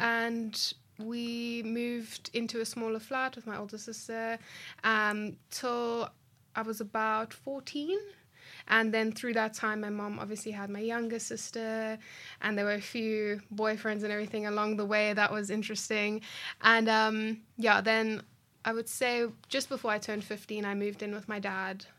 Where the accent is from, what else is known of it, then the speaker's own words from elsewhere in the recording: South Africa; I grew up in Dunville